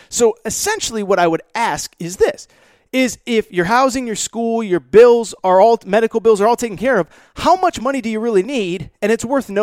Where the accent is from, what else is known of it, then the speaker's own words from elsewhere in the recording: Connecticut, United States; I grew up in Connecticut, grew up around college sports